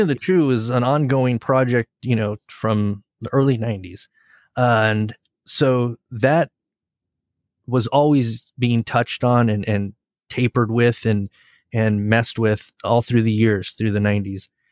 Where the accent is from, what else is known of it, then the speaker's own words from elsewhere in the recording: Southern California, United States; growing up in Southern California, listening to ninety-five point five K L O S, the local Los Angeles radio station